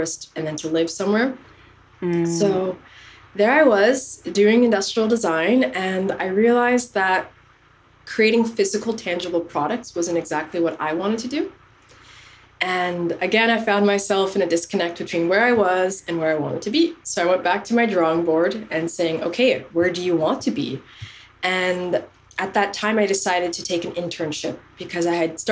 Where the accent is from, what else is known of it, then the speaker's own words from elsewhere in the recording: Canada; moved away as an adult; also born or lived in Somalia; now in France; I was born in Somalia. I was raised in Canada and I've been living in France for about 10 years now.